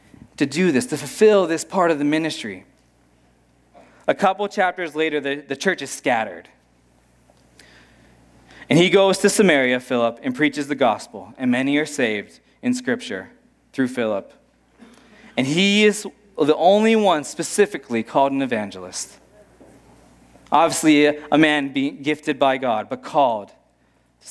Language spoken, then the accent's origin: English; Pittsburgh, Pennsylvania, United States; moved away; I grew up in Pittsburgh